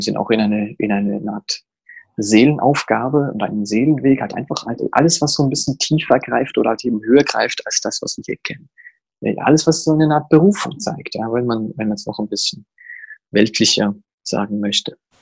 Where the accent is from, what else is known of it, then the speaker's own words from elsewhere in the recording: Zurich, Switzerland; ich komme aus Zürich